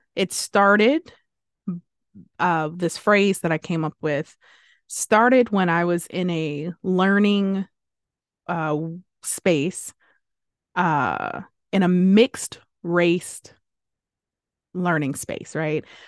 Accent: United States; first language English; English is my first language. I am an American

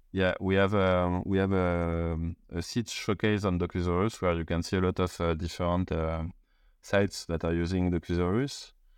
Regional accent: Paris, Île-de-France, France; I'm from Paris

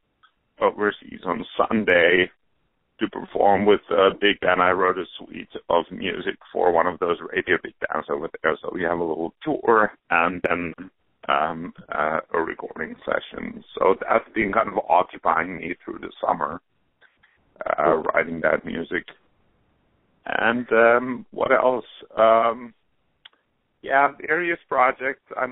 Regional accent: Helsinki, Uusimaa, Finland; moved away as an adult; now in New York, United States; Yes, I grew up there, only came to the States in my early 20s

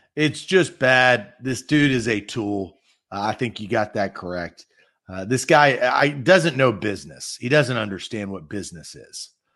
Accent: Nashville, Tennessee, United States; I was born and raised in Nashville

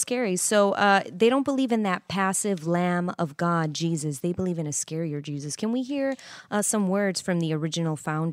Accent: Chicago, Illinois, United States; I'm from Chicago.

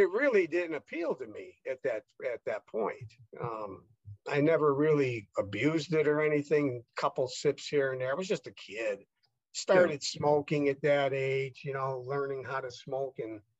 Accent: Chicago, Illinois, United States; I was born and raised Catholic in Chicago

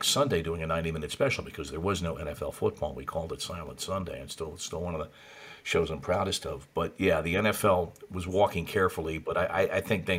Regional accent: New York, United States; I grew up in New York.

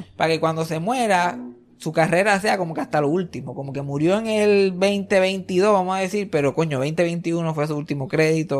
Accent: Puerto Rico; now in Texas, United States; yo soy el puertorriqueño que se pasa constantemente hablando de Puerto Rico

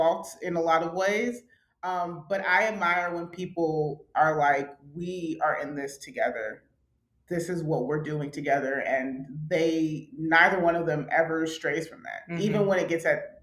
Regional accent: Atlanta, Georgia, United States; we're from Atlanta

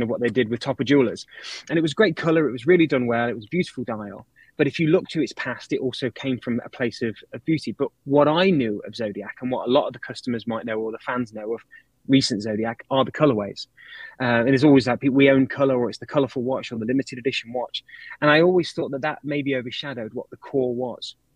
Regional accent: United Kingdom; I'm British.

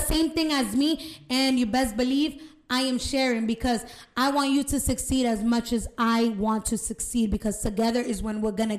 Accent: Lawrence, Massachusetts, United States; I'm from Lawrence.

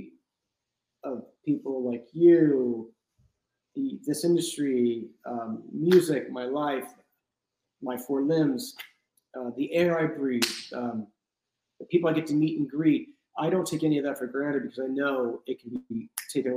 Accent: Los Angeles, California, United States; I'm in my hometown

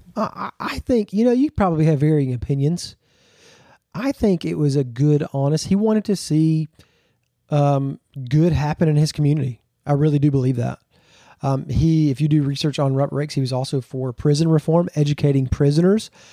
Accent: Georgia, United States; also born or lived in Texas / Florida; I'm originally from Georgia, born and raised.

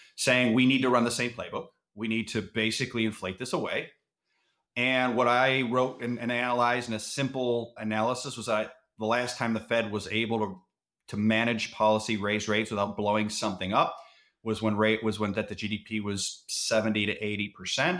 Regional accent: Cleveland, Ohio, United States; I'm from Cleveland

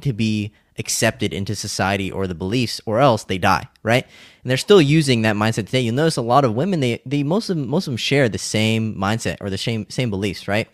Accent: California, United States; I grew up in California

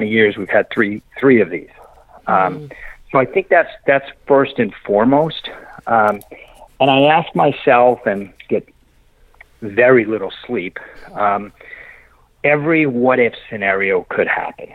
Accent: Massachusetts, United States; now in Texas, United States; I grew up in Massachusetts. I now live in Texas, so I talk funny

